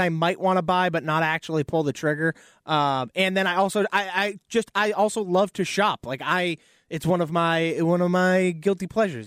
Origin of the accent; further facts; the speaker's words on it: South Shore, Massachusetts, United States; The Hanover Mall, South Shore, I was there all the time as a child